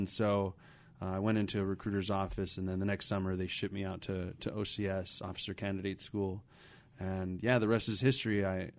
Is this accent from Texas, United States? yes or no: no; Los Angeles, California, United States; But I grew up in Boyle Heights, and in a lot of ways, my story reflects the story of a lot of people in Whittier.